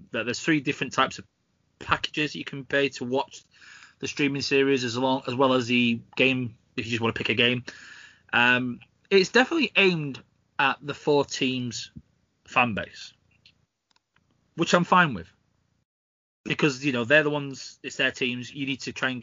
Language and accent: English; Yorkshire and the Humber, United Kingdom; as a Yorkshireman